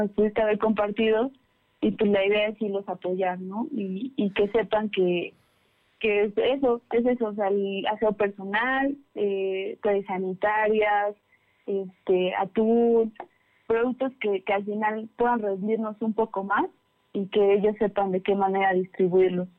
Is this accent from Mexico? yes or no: yes; Pantepec, Puebla, Mexico; también soy de, también de la Sierra Norte, soy de Pantepec.